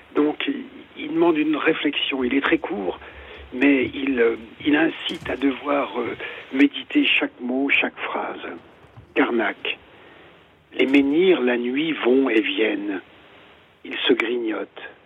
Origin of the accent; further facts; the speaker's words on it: Bois-d'Arcy, Île-de-France, France; now in Ardennes; je suis aussi originaire euh, de, Bois d'Arcy, donc dans, dans le diocèse de Versailles, euh, les Yvelines